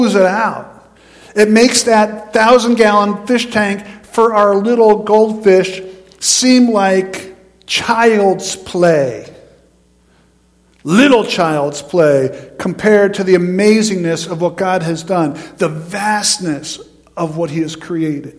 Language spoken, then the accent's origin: English; near High Point Mountain, New York, United States; I grew up in New York State, but on the New York side of High Point Mountain.